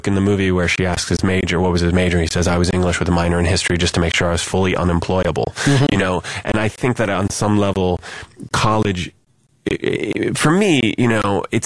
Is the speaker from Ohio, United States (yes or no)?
yes; Columbus, Ohio, United States; I'm from Columbus, which is about an hour